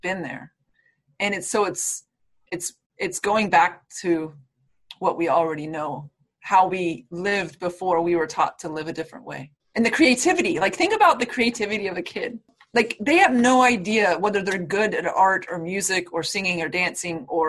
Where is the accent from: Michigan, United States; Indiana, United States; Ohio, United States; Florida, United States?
Florida, United States; I'm from Florida